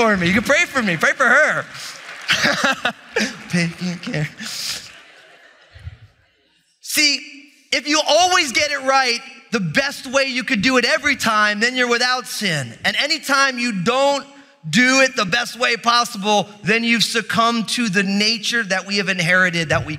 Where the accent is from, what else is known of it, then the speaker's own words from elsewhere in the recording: New Jersey, United States; I'm from New Jersey